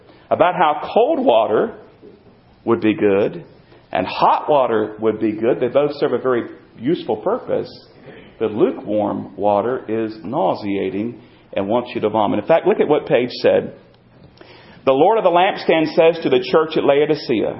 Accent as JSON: {"language": "English", "region": "North Carolina", "country": "United States", "tie": "born or raised there", "said": "I grew up in North Carolina, and I grew up in the land"}